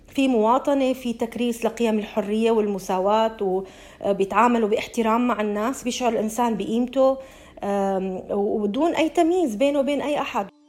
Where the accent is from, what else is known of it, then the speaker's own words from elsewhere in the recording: Syria; moved away as an adult; now in Australia; نحن كسوريين جينا على هي البلد لاجئين